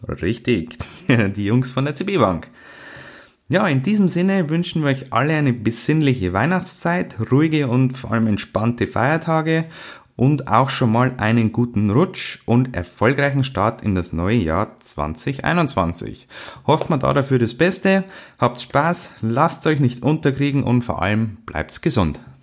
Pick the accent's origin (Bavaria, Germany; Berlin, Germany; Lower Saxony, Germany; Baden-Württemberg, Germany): Bavaria, Germany; bei uns in Bayern